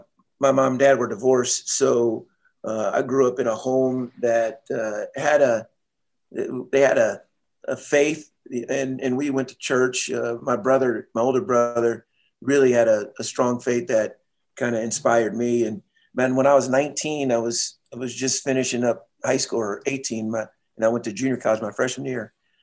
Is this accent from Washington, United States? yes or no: yes; Seattle, Washington, United States; I was first working, I was from Seattle or lived in Seattle.